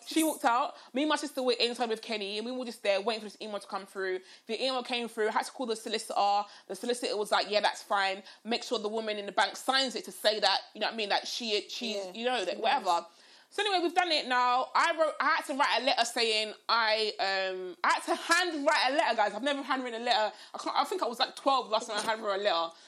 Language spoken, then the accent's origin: English; United Kingdom; I'm super British.